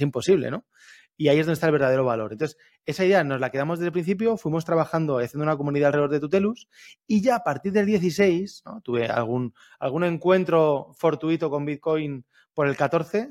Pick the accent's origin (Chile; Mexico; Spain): Spain; Alicante, Valencian Community; yo soy de Alicante